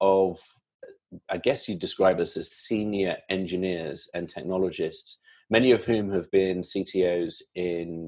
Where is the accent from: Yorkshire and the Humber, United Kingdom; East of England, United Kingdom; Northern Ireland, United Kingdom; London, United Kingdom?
London, United Kingdom; moved away as an adult; also born or lived in Silicon Valley, United States; now in United States; London born and bred. And I've been in the States for about 6 years